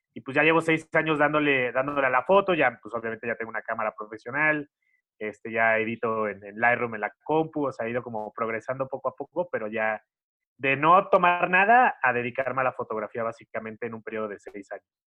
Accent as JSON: {"language": "Spanish", "town": "Xalapa", "region": "Veracruz", "country": "Mexico", "moved": "yes", "lives_now": "Mexico City, Mexico", "said": "mi mamá vive en Jalapa, yo soy de Jalapa, Veracruz"}